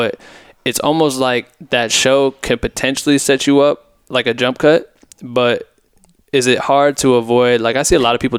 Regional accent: Iowa, United States; moved away; I'm from Iowa originally.

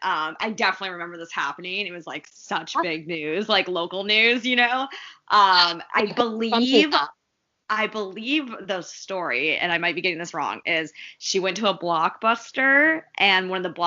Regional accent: Tucson, Arizona, United States; my hometown, yes, Tucson, Arizona.

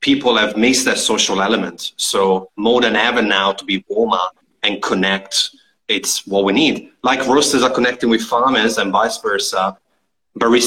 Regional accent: Italy; we're both from Italy.

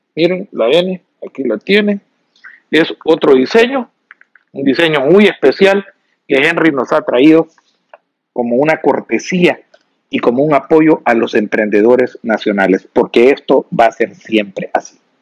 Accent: El Salvador; nosotros como salvadoreños

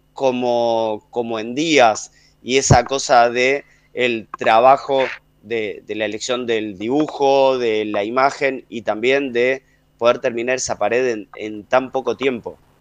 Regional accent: Avellaneda, Buenos Aires Province, Argentina; desde que nací, eh, en Avellaneda

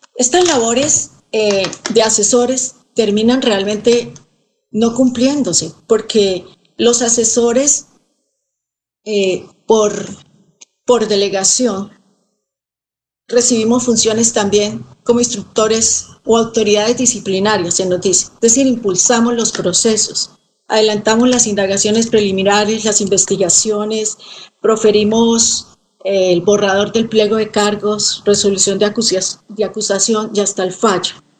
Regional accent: Colombia; una colombiana que ha estado pendiente siempre de las noticias

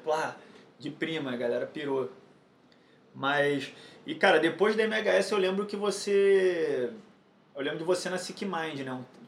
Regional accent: Rio de Janeiro, Brazil; sou aqui do Rio de Janeiro

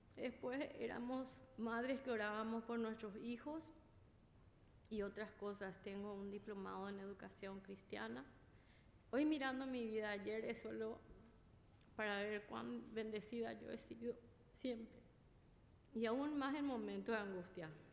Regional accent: Paraguay; moved away as an adult; now in Flushing, United States; soy de Paraguay

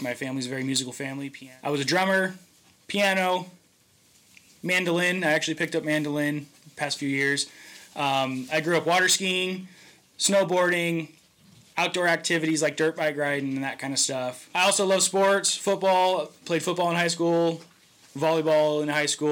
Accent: Lake Hughes, California, United States; also born or lived in Valencia, California; now in Acton, United States; I was born in Valencia, California, and I grew up in a little small town called Lake Hughes, California.

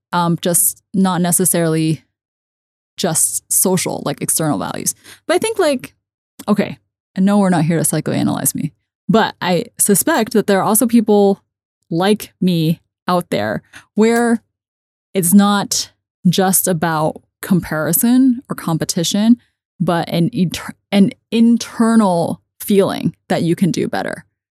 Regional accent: United States; I grew up in American system

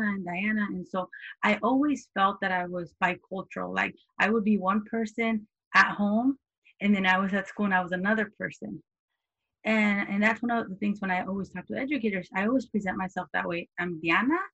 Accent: California, United States; I grew up here. I grew up in California

